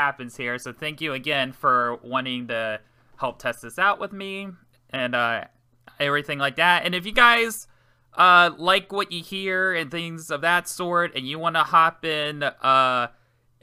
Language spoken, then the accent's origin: English; Maryland, United States; moved away; I'm from Maryland originally